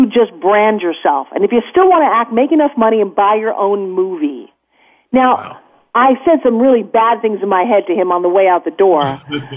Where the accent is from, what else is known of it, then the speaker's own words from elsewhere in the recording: Long Island, New York, United States; I grew up in Long Island during the 60s where we ate a lot of fast food